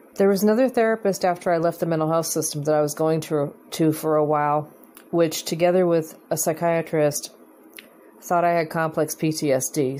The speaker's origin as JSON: {"language": "English", "country": "United States", "said": "I'm an American"}